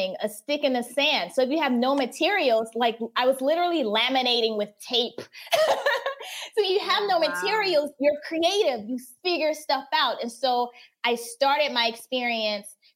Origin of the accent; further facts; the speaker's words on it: North Carolina, United States; moved away as an adult; also born or lived in Turkmenistan / Asia; North Carolina. So I just graduated from the University of North Carolina at Chapel Hill